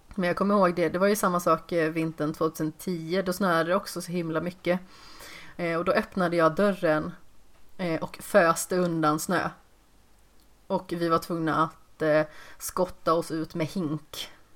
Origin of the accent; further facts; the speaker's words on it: Västergötland, Västra Götaland, Sweden; accent: Västgöta dialect (not pronounced); jag har liksom inte så utpräglad västgötedialekt heller.